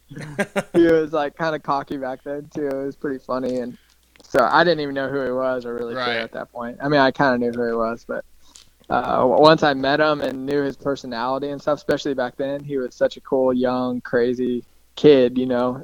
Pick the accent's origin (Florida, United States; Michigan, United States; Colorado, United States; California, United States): Colorado, United States; growing up in Colorado